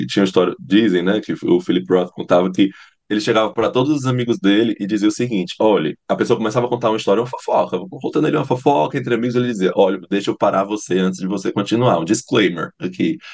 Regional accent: Fortaleza, Ceará, Brazil; moved away as an adult; also born or lived in Paranaguá; now in Curitiba, Brazil; amo Fortaleza, amo, meu, amo o lugar de onde eu venho

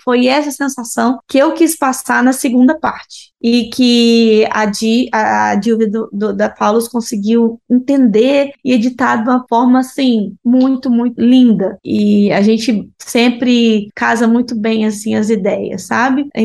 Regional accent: Brazil; moved away as an adult; now in Barcelona, Spain; nós, né, somos brasileiros

